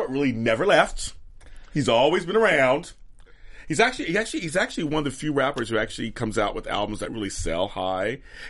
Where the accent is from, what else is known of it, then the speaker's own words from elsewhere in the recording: Inglewood, California, United States; I'm from Inglewood.